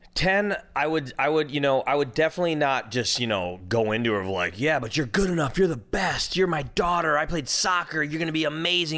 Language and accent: English; Minnesota, United States; now in California, United States; I'm from Minnesota.